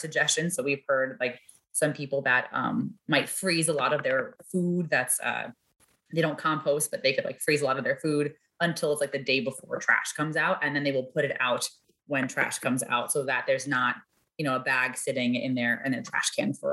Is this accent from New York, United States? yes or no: yes; New York City, New York, United States; also born or lived in Washington, D.C. / Boston; now in Chicago, United States; I grew up in New York City